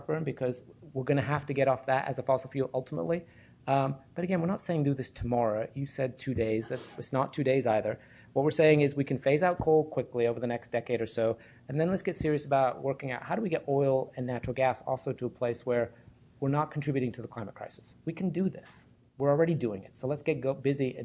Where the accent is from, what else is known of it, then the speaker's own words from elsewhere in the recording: Wisconsin, United States; my home state of Wisconsin